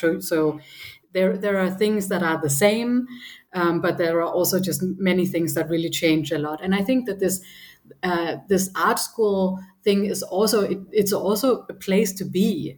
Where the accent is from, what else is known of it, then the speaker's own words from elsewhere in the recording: Copenhagen, Capital Region of Denmark, Denmark; moved away as an adult; also born or lived in Berlin; I grew up in Copenhagen